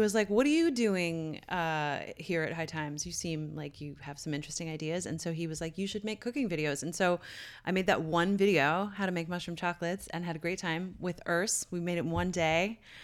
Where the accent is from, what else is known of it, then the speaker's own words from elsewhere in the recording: Newfoundland and Labrador, Canada; moved away; my hometown in Newfoundland